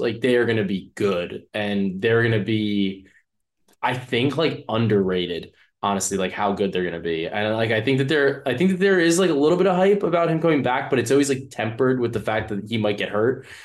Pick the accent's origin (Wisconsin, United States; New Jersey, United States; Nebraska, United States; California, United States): New Jersey, United States; I'm from Jersey